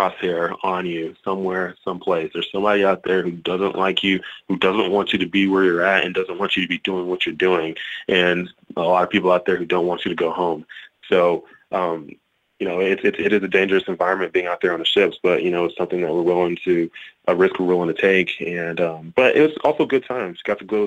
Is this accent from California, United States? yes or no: no; Texas, United States; moved away; growing up in Texas